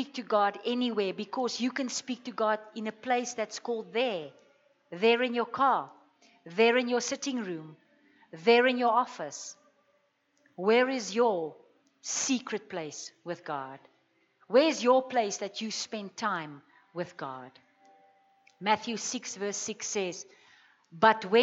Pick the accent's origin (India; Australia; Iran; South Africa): South Africa; growing up in the Afrikaner culture and growing up in religion